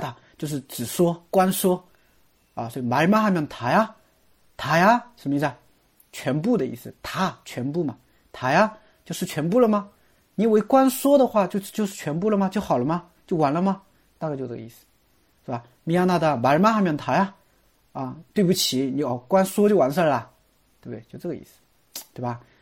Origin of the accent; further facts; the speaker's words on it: China; 这不符合我们中国人的说话习惯